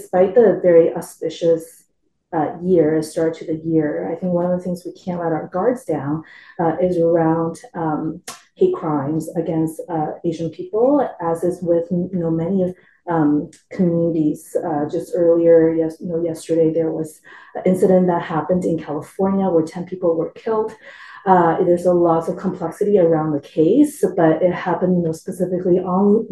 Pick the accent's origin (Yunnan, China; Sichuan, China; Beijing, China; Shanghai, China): Sichuan, China; now in Edmonton, Canada; I'm from Sichuan area of China